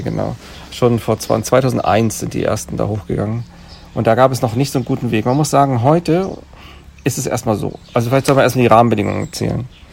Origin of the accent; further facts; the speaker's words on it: Germany; bei uns in Deutschland